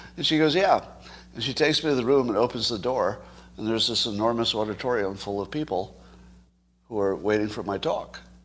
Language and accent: English; United States; as an American